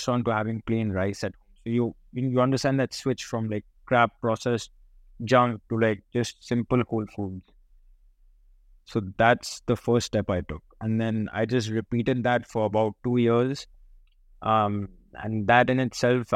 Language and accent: English; Kolkata, West Bengal, India; moved away as an adult; also born or lived in United States; I was born in Calcutta.